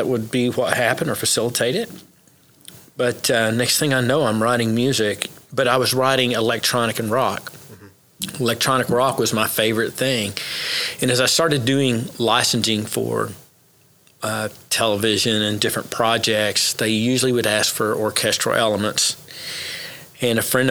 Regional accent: Oklahoma, United States; also born or lived in Memphis, Tennessee; I was raised in Oklahoma

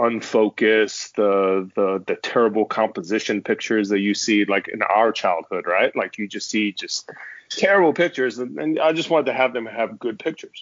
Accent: Austin, Texas, United States; also born or lived in Middle East / Phoenix; now in Houston, United States; I grew up in the Middle East, and I grew up in the Austin area from about 88 to about 2005

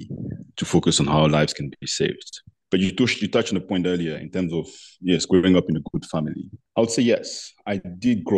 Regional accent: Abidjan, Côte d’Ivoire; as I was growing up in Abidjan

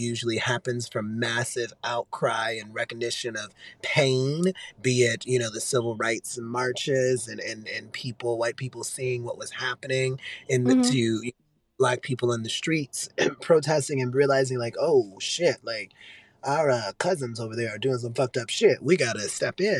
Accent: Richmond, Virginia, United States; I'm from Richmond, Virginia

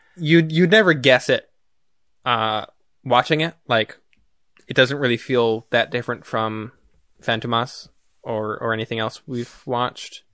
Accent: United States; as an American

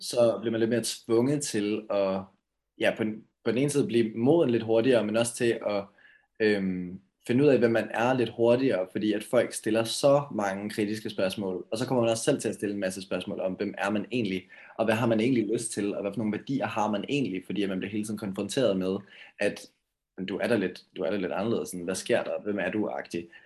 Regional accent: Karlslunde, Zealand, Denmark; now in Valby, Denmark; Jeg er vokset op i Karlslunde, øh, en by sådan lidt syd for København, øh, men lige nu bor jeg i Valby.

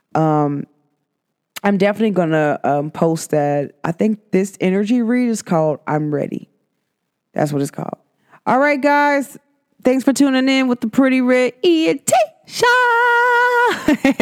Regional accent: United States; even as an American

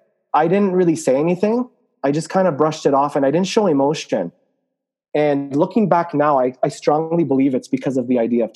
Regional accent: Lebanon; I'm from Lebanon, so they would say things like, oh, does your country have electricity down there?

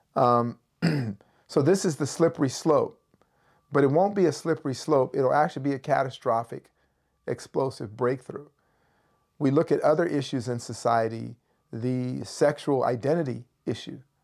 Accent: Berkeley, California, United States; I grew up in Berkeley, California.

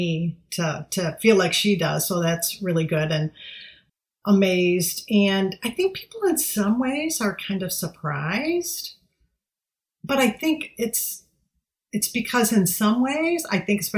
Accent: Michigan, United States; I'm just … from Michigan

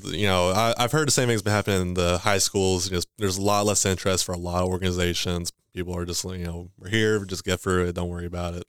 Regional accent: Owensboro, Kentucky, United States; also born or lived in Livermore; where I grew up was here in Owensboro all my life.

